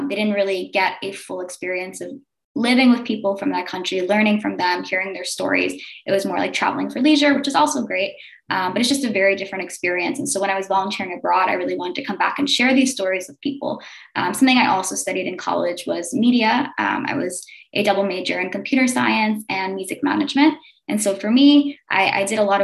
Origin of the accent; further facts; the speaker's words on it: New York City, New York, United States; I grew up in Staten Island, New York